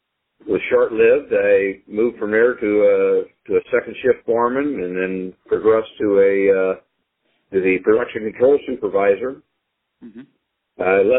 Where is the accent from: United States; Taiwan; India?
United States; St. Louis, Missouri; also born or lived in Belleville, Illinois / Jefferson Barracks, Missouri; I was down there until about the age of two, and then we moved up just the southwest runway of the current airport in St. Louis. Really? I lived there until I went into service in 1964.